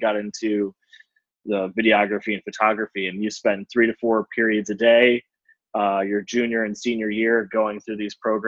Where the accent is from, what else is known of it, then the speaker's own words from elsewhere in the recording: Cleveland, Ohio, United States; also born or lived in Denver; now in Chicago, United States; I grew up in Cleveland